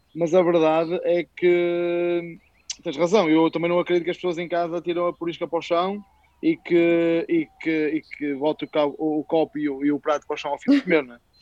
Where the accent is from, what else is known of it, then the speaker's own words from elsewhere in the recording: Braga, Norte, Portugal; nós somos de Braga, a verdade, somos de Braga